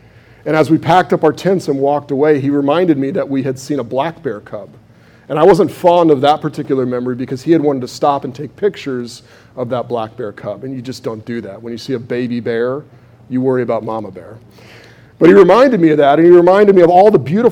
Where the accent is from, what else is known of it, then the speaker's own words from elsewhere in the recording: United States; I'm an American.